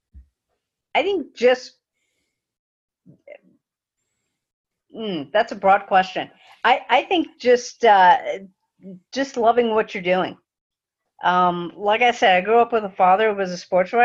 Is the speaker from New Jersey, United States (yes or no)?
yes; New Jersey, United States; now in Central Florida, United States; Growing up in New Jersey